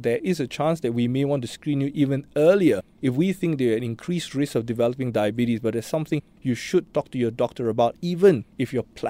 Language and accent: English; Singapore; Unfortunately, I think that being Singaporean is a risk factor for gestational diabetes already.